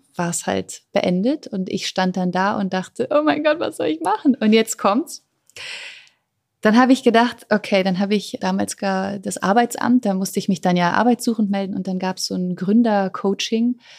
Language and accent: German; Germany; geboren bin ich ja am Rand von Berlin, wirklich super ländlich. Damals 1984